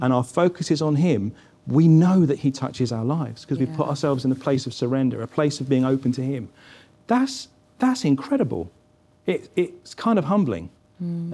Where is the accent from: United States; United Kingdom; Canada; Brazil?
United Kingdom; England; I go out as an English person born in the United Kingdom